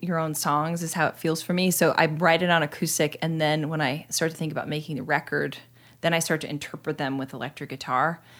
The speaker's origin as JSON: {"language": "English", "area": "two hours north of Sacramento", "region": "Northern California", "country": "United States", "tie": "born or raised there", "moved": "as an adult", "said": "I was born in Sacramento and then raised two hours north of Sacramento, inland"}